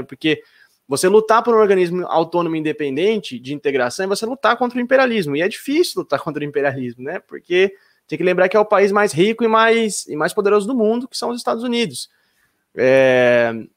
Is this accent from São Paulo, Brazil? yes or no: yes; Jundiaí, São Paulo, Brazil; quando eu era criança pequena lá em Jundiaí